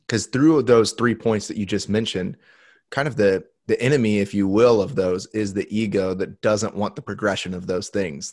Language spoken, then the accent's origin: English; Indiana, United States; in the Midwest where I grew up in Indiana